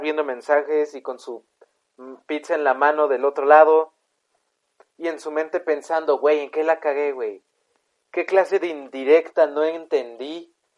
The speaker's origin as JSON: {"language": "Spanish", "country": "Mexico"}